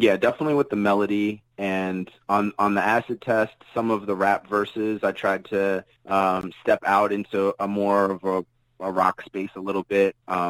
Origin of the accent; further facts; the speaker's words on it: Jersey City, New Jersey, United States; I'm from Jersey City